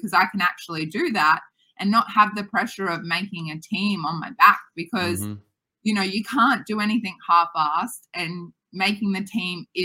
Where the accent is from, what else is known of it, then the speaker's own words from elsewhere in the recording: Australia; we know it here in Australia